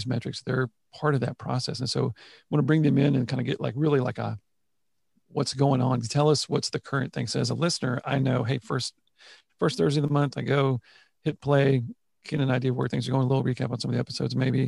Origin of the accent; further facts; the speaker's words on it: Houston, Texas, United States; I saw the ups and downs of the industry from the time I was born here in Houston